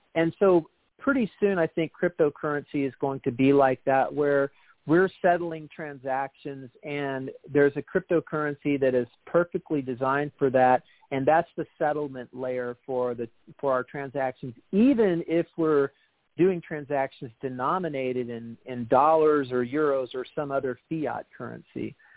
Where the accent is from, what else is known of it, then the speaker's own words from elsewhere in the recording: Austin, Texas, United States; now in Washington State, United States; I'm from Austin